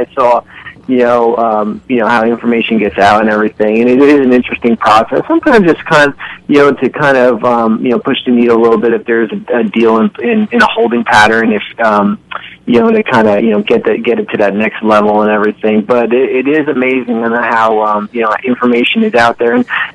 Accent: Northern New Jersey, United States; I am from Northern New Jersey

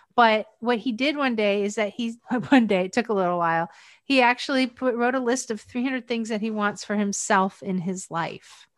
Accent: Pennsylvania, United States; also born or lived in Kailua, Hawaii; my hometown is up in Pennsylvania

